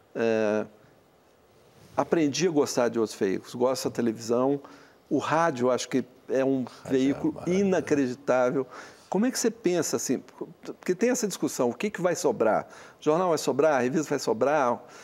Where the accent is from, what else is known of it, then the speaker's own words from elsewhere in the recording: Minas Gerais, Brazil; eu sou mineiro